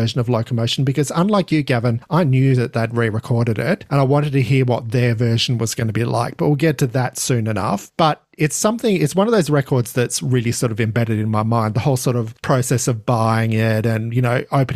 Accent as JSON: {"language": "English", "country": "Australia", "said": "being an Australian, I've got my allegiances there"}